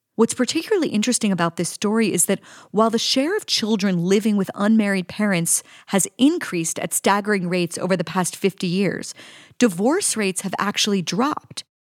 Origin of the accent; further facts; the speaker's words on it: Pittsburgh, Pennsylvania, United States; I'm from Pittsburgh, used to be a manufacturing town.